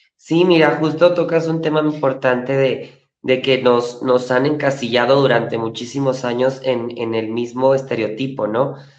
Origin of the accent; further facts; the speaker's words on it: Chihuahua, Mexico; moved away as an adult; now in Mexico City, Mexico; Duré como cinco años estudiando teatro musical en Chihuahua, Chihuahua, de donde soy yo.